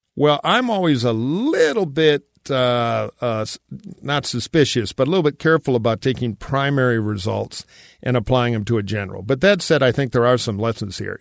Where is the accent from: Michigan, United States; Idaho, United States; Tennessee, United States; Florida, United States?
Michigan, United States; my home state of Michigan